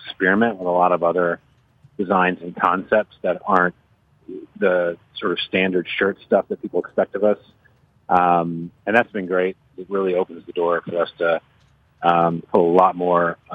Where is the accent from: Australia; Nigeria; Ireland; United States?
United States; New Orleans, Louisiana; I grew up here. I grew up in New Orleans